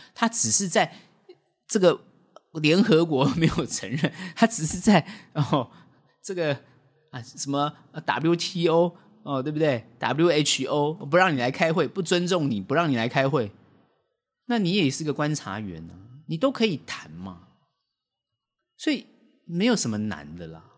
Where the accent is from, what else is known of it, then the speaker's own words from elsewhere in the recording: Taiwan; 我们台湾人当然觉得自己是一个国家